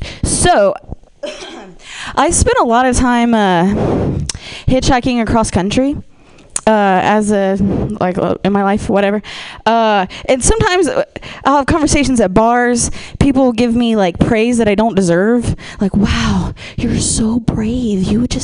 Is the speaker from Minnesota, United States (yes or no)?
no; Ohio, United States; I am from the Midwest. I'm from Ohio.